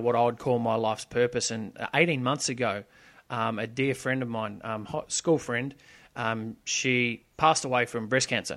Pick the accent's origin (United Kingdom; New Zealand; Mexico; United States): New Zealand; moved away; I moved from New Zealand, where I was originally from, which, you know, was a very small town.